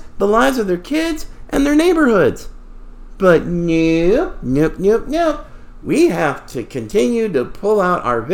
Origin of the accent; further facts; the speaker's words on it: the South, United States; I grew up, I was born in the South, fifth generation